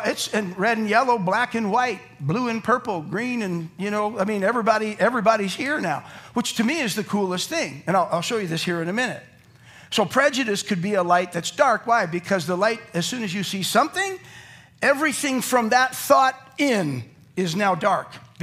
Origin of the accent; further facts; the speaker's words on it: Calgary, Alberta, Canada; I grew up in Calgary, where everyone was white.